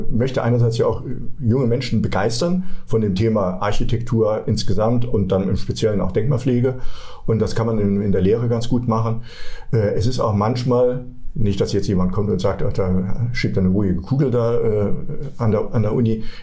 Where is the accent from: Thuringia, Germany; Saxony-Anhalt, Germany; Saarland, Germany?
Saarland, Germany; born there; ich bin ähm, ja kein wirklicher Saarländer. Ich bin zwar gerade so im Saarland geboren, aber äh, kam mit meinen Eltern äh, als Spätaussiedler dorthin und bin dann auf die Welt gekommen